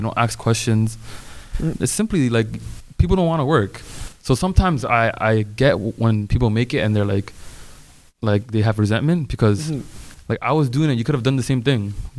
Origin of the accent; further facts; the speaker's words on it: Toronto, Ontario, Canada; we're mostly from Regent Park here.